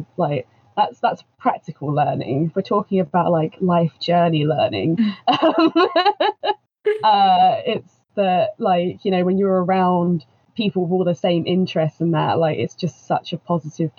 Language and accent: English; Kent, South East England, United Kingdom; From England in the Kent area